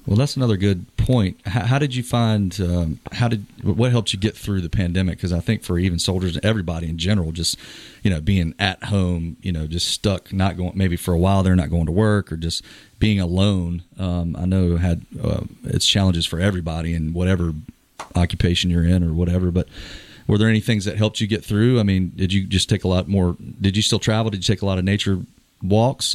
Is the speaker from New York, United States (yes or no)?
no; Moore County, North Carolina, United States; born or raised there; also born or lived in Chesapeake, Virginia